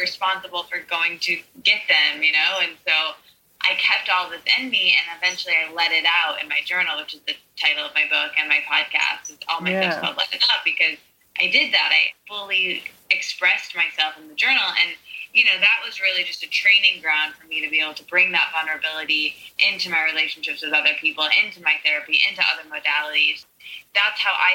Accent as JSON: {"language": "English", "region": "Midwest", "country": "United States", "tie": "born or raised there", "said": "I'm not from New York or LA. I'm from the very middle of the country in somewhere called the Midwest"}